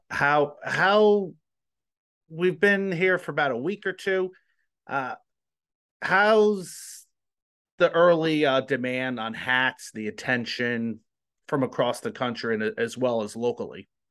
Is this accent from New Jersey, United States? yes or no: yes; New Jersey, United States; now in Omaha, United States; I'm from New Jersey